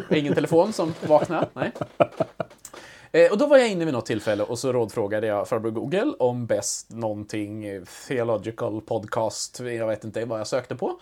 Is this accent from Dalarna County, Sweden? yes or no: yes; outside Ludvika, Dalarna County, Sweden; moved away; jag är ju inte född och uppvuxen i Ludvika, men mm. utanför